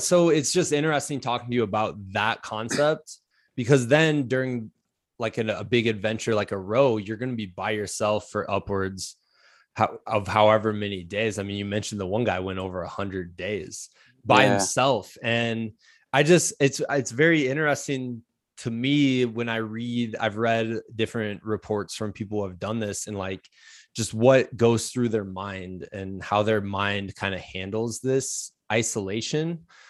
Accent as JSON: {"language": "English", "region": "Iowa", "country": "United States", "said": "I'm from Iowa. We call it pop."}